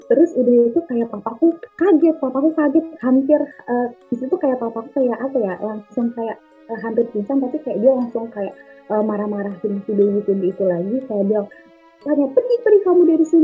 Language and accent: Indonesian; Sleman, Special Region of Yogyakarta, Indonesia; born there; terus aku lahir, bener-bener aku lahir di Sleman di Jogja, terus masih bayi gitu.